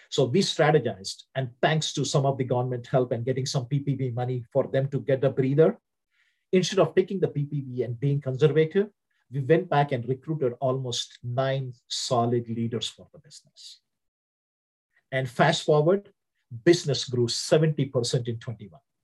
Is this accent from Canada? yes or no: no; India; accent: Indian; English is a second language; moved away as an adult; also born or lived in Southern United States; now in United States; my accent from India was very different.